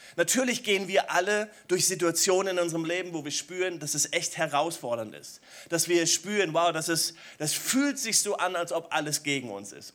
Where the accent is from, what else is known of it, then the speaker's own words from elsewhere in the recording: Germany; als Deutsche